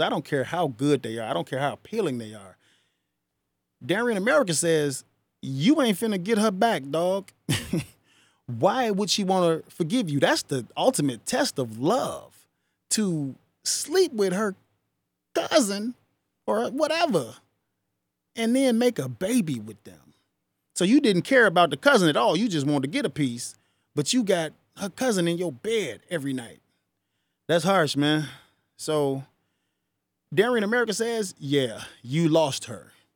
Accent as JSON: {"language": "English", "country": "United States", "tie": "born or raised there", "said": "I'm not from Africa. My ancestors are, but I was born here"}